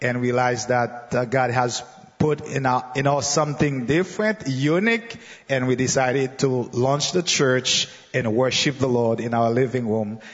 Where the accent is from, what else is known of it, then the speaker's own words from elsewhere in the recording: Jacmel, Sud-Est, Haiti; I am from Haiti, and the southeast of Haiti on the coast that is named Jacmel.